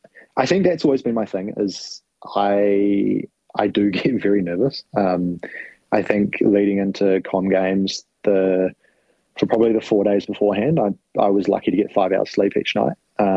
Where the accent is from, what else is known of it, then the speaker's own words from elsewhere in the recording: New Zealand; I'm a Kiwi, Frankie. I'll put it that way.